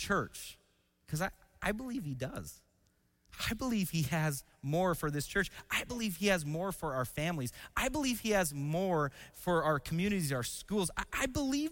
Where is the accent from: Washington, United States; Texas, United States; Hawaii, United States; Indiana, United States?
Washington, United States; I grew up in Washington State